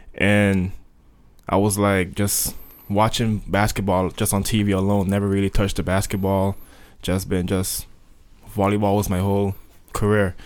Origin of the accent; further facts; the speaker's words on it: Sint Maarten; Saint Martin, there is a French side and a Dutch side and I was born on the Dutch side